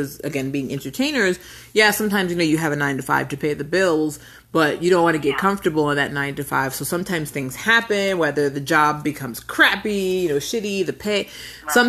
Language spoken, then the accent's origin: English; New York, United States; I'm from New York also